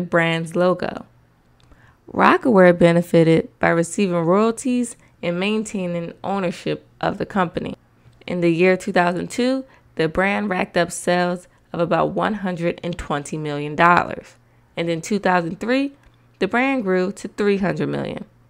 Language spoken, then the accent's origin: English; Philadelphia, Pennsylvania, United States; I'm from Philly